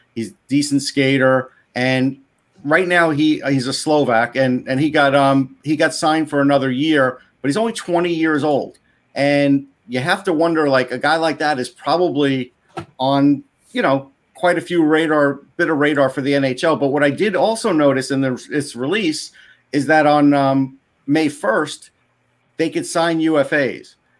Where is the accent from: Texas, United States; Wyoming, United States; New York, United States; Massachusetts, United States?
New York, United States; me growing up in New York